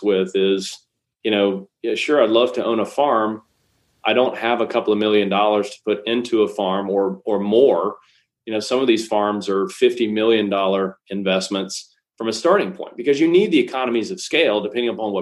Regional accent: Alabama, United States; I am from Alabama, but I didn't grow up on a farm

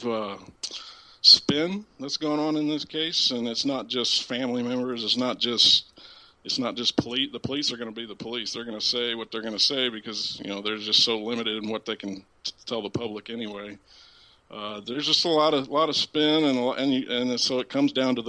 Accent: Southern Illinois, United States; I live in Centralia, Illinois. I'm from Southern Illinois.

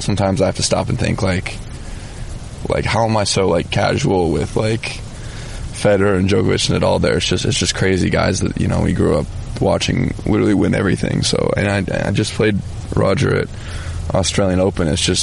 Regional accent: United States; we're American

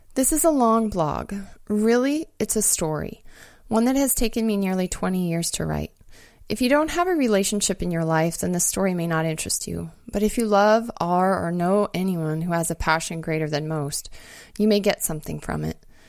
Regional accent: Montana, United States; moved away; also born or lived in Alaska; growing up in Montana

